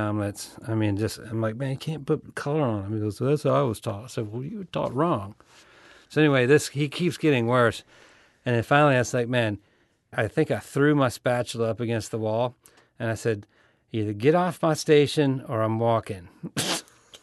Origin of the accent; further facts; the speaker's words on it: Louisiana, United States; moved away as an adult; also born or lived in San Francisco; I was from Louisiana